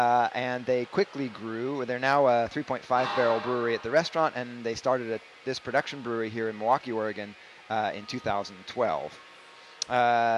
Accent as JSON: {"language": "English", "region": "England", "country": "United Kingdom", "said": "Yeah, I'm an English subject"}